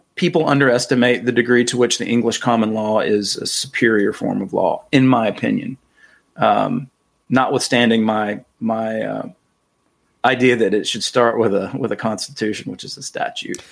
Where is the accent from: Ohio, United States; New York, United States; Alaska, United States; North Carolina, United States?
North Carolina, United States; I'm from North Carolina